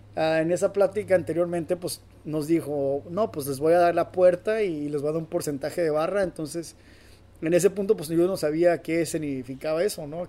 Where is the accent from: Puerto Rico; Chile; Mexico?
Mexico; Durango; now in Los Angeles, United States; donde yo soy de Durango